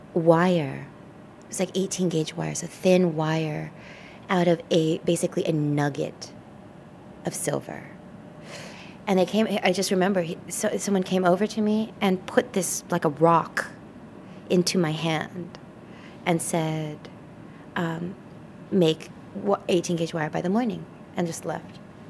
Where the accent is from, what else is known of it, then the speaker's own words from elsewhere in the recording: United States; also born or lived in Japan; But you know, I can't overlook the fact that I am an American, and our identities are associated with these amazing automobiles that we made